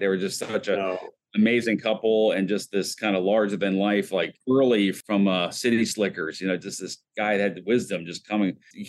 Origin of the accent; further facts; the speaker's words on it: Richmond, Virginia, United States; now in Washington, D.C., United States; I grew up outside of Richmond, and my mother was a teacher at St. Chris. And so I ended up going to St. Chris through my lower school days